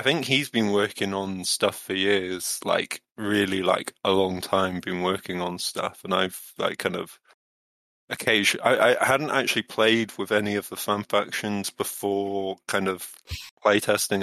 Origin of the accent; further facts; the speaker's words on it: Pembrokeshire, Wales, United Kingdom; accent: Midlands; moved away; I do have a Midlands accent, but you know, I grew up in Pembrokeshire